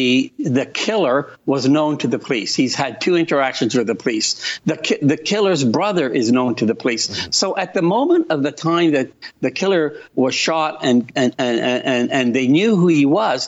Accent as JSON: {"language": "English", "country": "Italy", "moved": "yes", "said": "I think of my time as an immigrant. I came from Italy."}